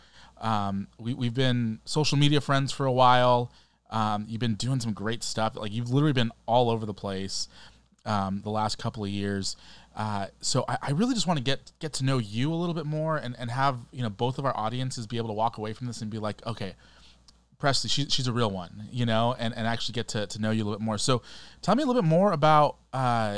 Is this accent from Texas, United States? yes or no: no; Southern California, United States; you and I, we grew up in Southern California